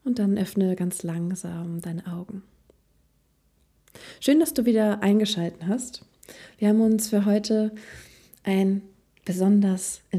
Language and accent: German; Germany